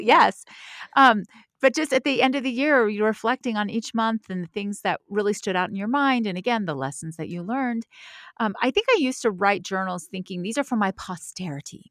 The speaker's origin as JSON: {"language": "English", "region": "the South", "country": "United States", "said": "I'm from the South."}